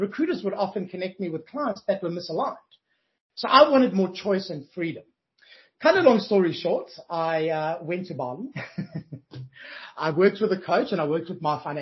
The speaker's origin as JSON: {"language": "English", "town": "Johannesburg", "region": "Gauteng", "country": "South Africa", "moved": "as an adult", "lives_now": "Australia", "said": "I'm originally from Johannesburg, South Africa"}